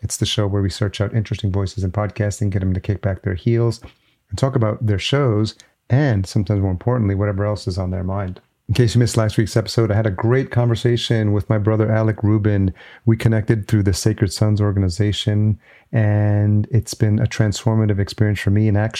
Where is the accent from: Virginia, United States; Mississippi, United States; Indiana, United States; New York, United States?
New York, United States; I grew up in New York and I was there for the birth of hip hop.